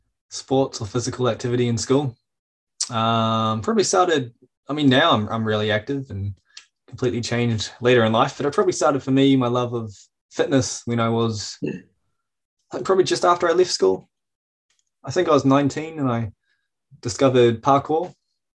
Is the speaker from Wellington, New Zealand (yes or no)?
yes; Wellington, New Zealand; moved away as an adult; Yeah. Yeah. So I grew up here and then moved away when I would have been late 20s, mid 20s, moved away to Whanganui.